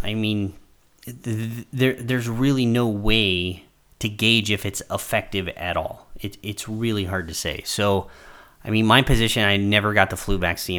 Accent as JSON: {"language": "English", "country": "United States", "said": "As an American traveling abroad"}